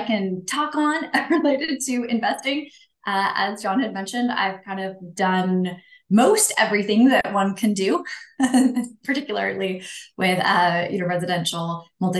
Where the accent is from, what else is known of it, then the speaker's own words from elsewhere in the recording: Pacific Northwest, United States; moved away as an adult; now in Arizona, United States; I am originally from the Pacific Northwest, currently living my best life in Arizona. So I lived, 36 years in the Pacific Northwest